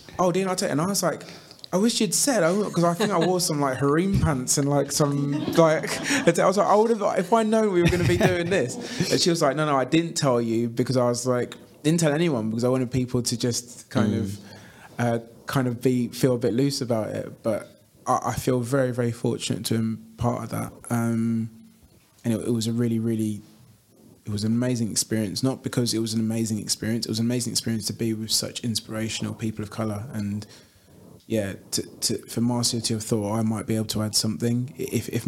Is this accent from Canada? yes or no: no; London, United Kingdom; I grew up in Clapham, South London